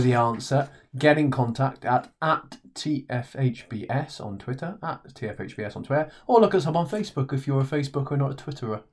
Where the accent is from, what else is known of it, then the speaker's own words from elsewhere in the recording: Wales, United Kingdom; we're from Wales